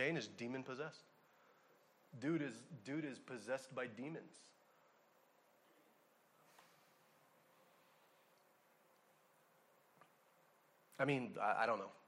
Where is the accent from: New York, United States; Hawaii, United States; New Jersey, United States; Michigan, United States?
Hawaii, United States; I'm from Hawaii